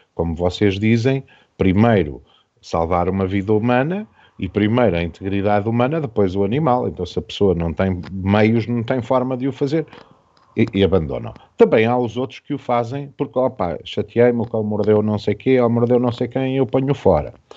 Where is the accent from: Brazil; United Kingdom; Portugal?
Portugal; enquanto portugueses